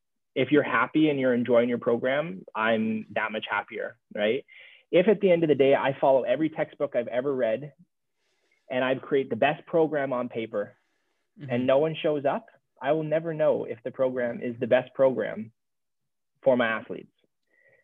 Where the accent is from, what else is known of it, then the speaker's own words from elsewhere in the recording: Jamaica; I'm Jamaican